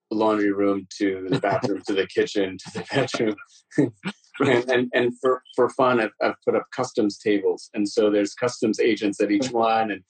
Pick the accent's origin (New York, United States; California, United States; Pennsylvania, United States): New York, United States; also born or lived in Amritsar, Punjab, India; Punjab, in India, and the second time when I arrived in New York when I was five.